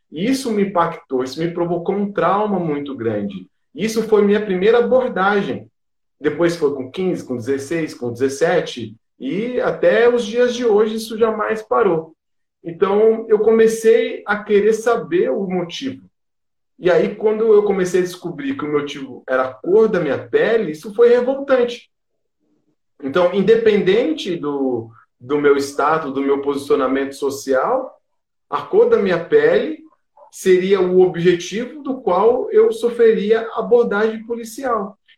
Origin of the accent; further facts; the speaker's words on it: periphery of São Paulo state, Brazil; eu venho da periferia do estado de São Paulo